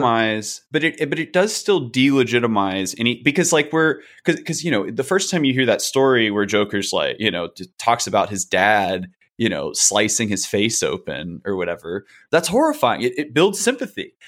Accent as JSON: {"language": "English", "town": "Chicago", "region": "Illinois", "country": "United States", "said": "As a Chicagoan"}